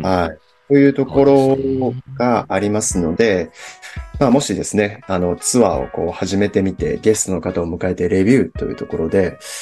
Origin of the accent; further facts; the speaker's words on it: Osaka, Japan; 僕大阪出身